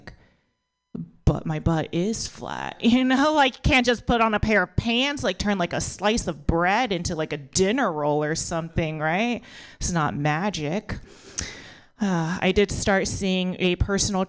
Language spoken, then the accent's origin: English; United States; I was born in America, but my parents are immigrants.